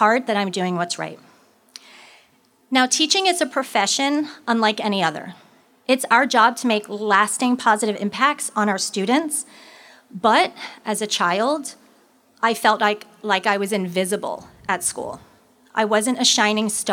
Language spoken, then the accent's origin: English; Levittown, New York, United States; also born or lived in North Palm Beach, Florida; now in Florida, United States; I grew up in Levittown, Long Island, New York, in a very, in a very middle class family